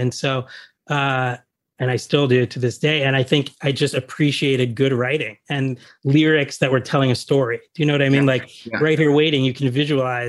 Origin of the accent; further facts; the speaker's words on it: New Jersey, United States; growing up in Jersey